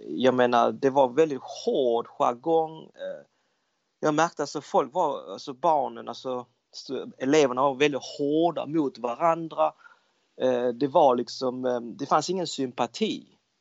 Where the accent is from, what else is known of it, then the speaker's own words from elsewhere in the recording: Malmö, Skåne, Sweden; also born or lived in Denmark / Hong Kong (parents); jag är född och uppvuxen i Danmark och eh, vi flyttade då när jag var runt kring 10 år gammal, då flyttade vi till, eh, till, till Malmö